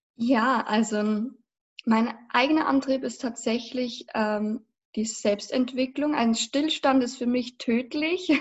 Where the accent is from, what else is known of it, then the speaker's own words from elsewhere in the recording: Passau, Bavaria, Germany; also born or lived in Berlin; ich komme aus Passau. Das liegt in Niederbayern